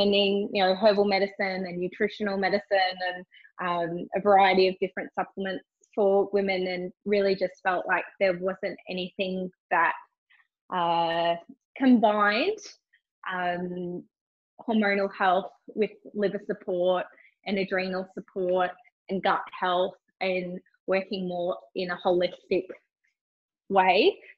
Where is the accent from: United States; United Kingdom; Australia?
Australia; Cairns, Queensland; now in Gold Coast, Australia; I'm originally from Cairns. I live on the Gold Coast now.